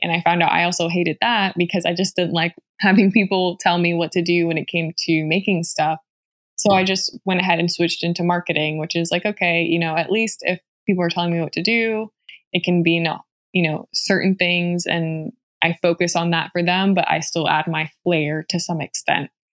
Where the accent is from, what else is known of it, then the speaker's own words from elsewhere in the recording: Ceiba, Puerto Rico; moved away; I was born and raised in Ceiba, Puerto Rico, which I'm extremely proud